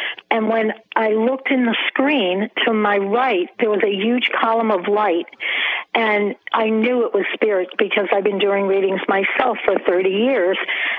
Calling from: Springfield, Massachusetts, United States; I'm calling from Springfield, Massachusetts.

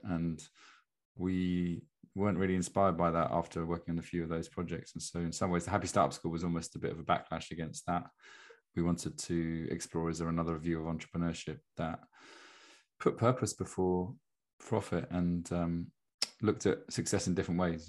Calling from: Brighton, South East England, United Kingdom; I'm calling in from Brighton in England, in the UK

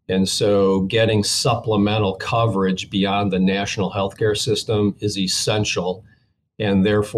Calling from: Columbus, Georgia, United States; Columbus, Georgia, about 90 miles south of Atlanta.

